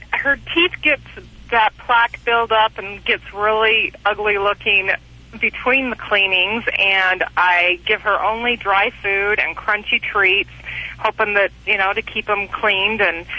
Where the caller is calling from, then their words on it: Texas, United States; I'm in Texas.